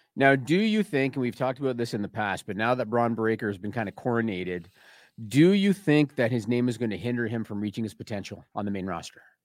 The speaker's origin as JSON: {"language": "English", "country": "Canada", "said": "I'm Canadian"}